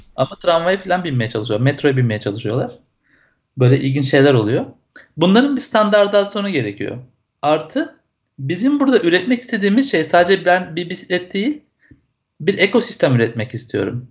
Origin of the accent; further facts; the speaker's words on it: İzmir, Turkey; 77 İzmir doğumluyum.